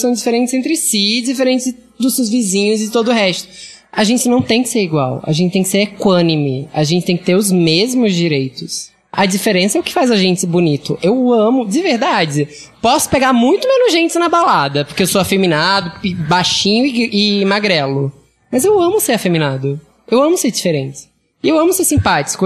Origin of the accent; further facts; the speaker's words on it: Northeast Region, Brazil; moved away as an adult; now in São Paulo, Brazil; Eu sou gay e sou nordestino.